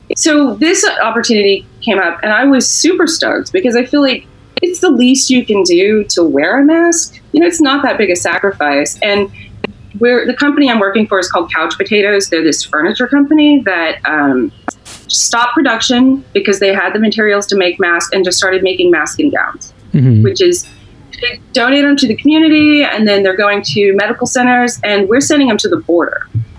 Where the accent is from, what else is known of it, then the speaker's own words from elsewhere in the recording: the South, United States; which even I was raised to know that was a traitor flag and nonsense. And I'm a Southerner.